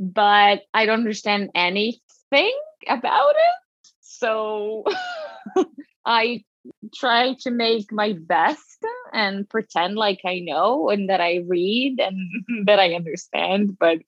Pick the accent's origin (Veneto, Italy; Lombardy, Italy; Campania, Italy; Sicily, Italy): Veneto, Italy; English is a second language; moved away as an adult; now in New York, United States; So I grew up in Italy, a small town near Venice, and I came to New York 10 years ago to study musical theater.